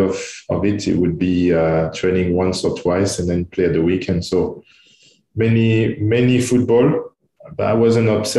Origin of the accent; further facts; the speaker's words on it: Tours, Centre-Val de Loire, France; English is a second language; also born or lived in Manchester, United Kingdom / Italy; now in Dubai, United Arab Emirates; I grew up in Tours. So it's 2 hours south of Paris